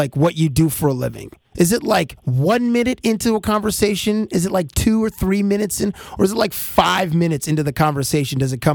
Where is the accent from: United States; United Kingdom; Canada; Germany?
Canada; I'm Canadian